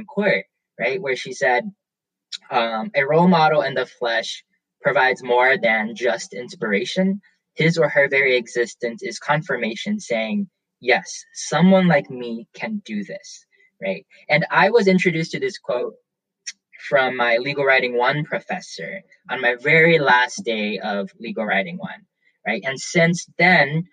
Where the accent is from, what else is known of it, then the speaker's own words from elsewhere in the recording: the South, United States; accent: Southern; I grew up in the South primarily